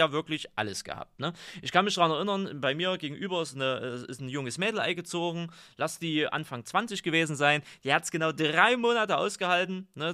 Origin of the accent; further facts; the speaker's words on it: Altenburger Land, Thuringia, Germany; Aber ich bin ja im Altenburger Land groß geworden.